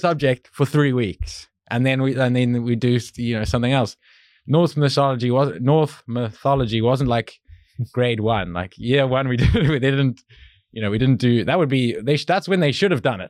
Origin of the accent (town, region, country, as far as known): Cape Town, Western Cape, South Africa; born or raised there; moved away